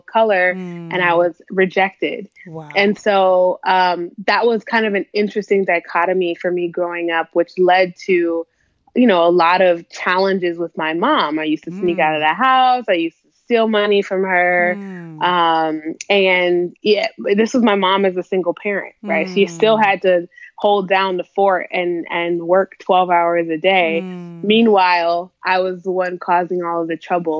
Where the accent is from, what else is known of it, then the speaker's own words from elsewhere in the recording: Minnesota, United States; also born or lived in Texas / California; I grew up in Minnesota